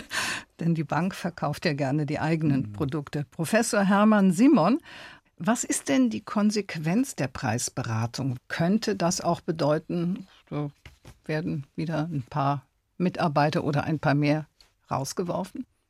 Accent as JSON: {"language": "German", "area": "Eifel", "region": "Rhineland-Palatinate", "country": "Germany", "said": "ich kun ja auch von dort"}